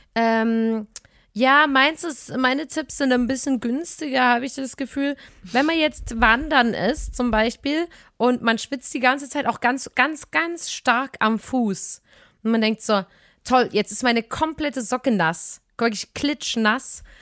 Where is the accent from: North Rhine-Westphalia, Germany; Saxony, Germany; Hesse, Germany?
Saxony, Germany; Chemnitz; in der Stadt ein Eis bei uns in Chemnitz.